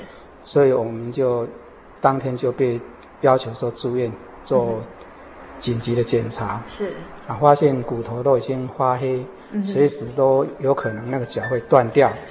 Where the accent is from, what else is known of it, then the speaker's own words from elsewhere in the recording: Yunlin County, Taiwan; born there; now in Hsinchu, Taiwan; 啊，我是一九四八年出生在云林县。